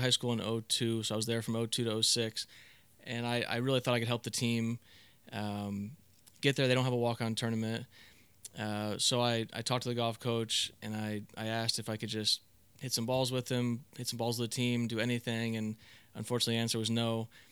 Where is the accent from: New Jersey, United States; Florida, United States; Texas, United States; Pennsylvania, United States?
Florida, United States; South; I grew up in South Florida.